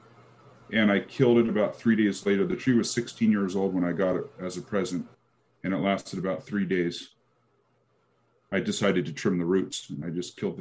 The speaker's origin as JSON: {"language": "English", "town": "Seattle", "region": "Washington", "country": "United States", "also_born_or_lived": "Portland, Oregon", "moved": "as an adult", "said": "I'm from the Seattle area"}